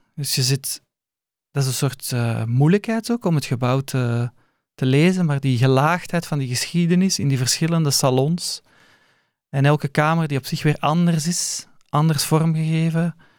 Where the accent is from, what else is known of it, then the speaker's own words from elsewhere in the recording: Leuven, Flanders, Belgium; Voor mij was het ook een ontdekking eigenlijk als Leuvenaar